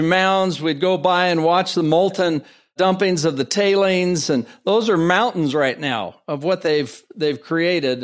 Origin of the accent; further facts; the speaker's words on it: San Francisco Bay Area, California, United States; I'm from San Francisco Bay Area